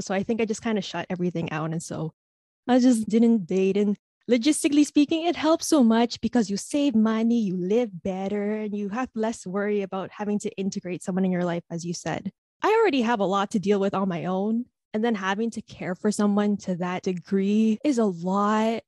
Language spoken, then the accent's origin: English; Philippines; as an Asian, as a Filipino